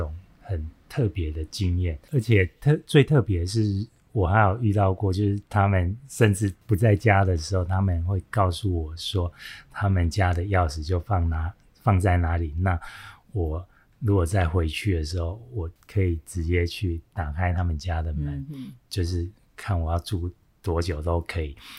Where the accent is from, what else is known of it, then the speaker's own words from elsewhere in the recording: Taiwan; 我是从台湾来的单车旅行，